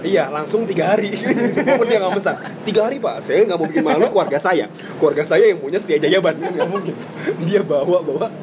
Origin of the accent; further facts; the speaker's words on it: Java, Indonesia; gua orang Jawa